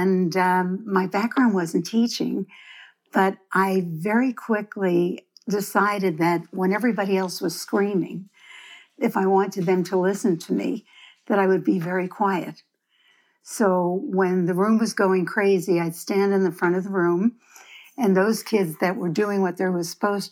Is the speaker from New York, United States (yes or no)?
yes; Brooklyn, New York, United States; moved away; I grew up in Brooklyn